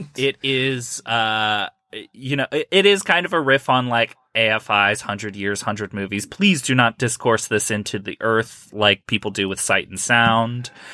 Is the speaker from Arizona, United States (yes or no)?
no; Ohio, United States; I'm from Ohio